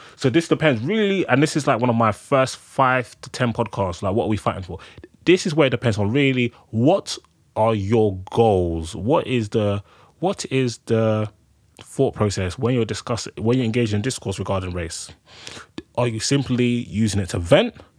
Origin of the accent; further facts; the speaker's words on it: Nigeria; now in United Kingdom; I'm a Nigerian man. I live in the UK.